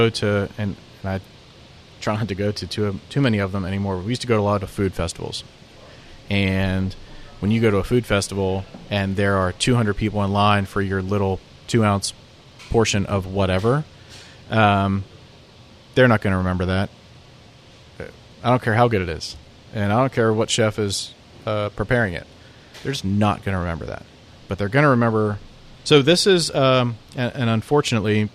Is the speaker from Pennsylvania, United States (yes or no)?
yes; Pennsylvania, United States; moved away as an adult; now in Nashville, United States; which is where I grew up in Pennsylvania. I also come from a very working class area of the country